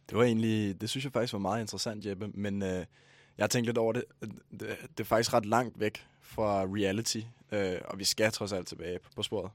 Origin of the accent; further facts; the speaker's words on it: Ballerup, Capital Region of Denmark, Denmark; jeg er fra Ballerup